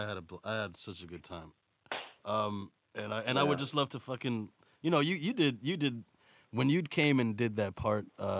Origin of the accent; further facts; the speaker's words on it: United States; But I'm not British.